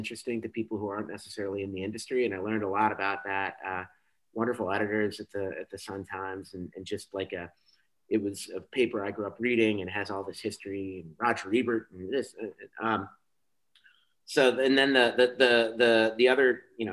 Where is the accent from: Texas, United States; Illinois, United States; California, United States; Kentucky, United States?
Illinois, United States; Chicago; I moved back home. I'm from Chicago. I moved back home when I was 25.